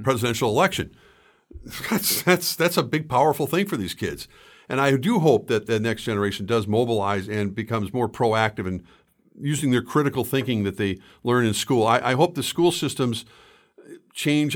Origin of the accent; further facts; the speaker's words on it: St. Louis Park, Minnesota, United States; I grew up in Saint Louis Park.